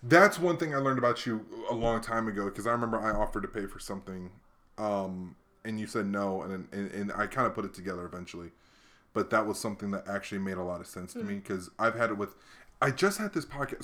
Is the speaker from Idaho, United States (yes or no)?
no; Hawaii, United States; moved away; I just grew up in Hawaii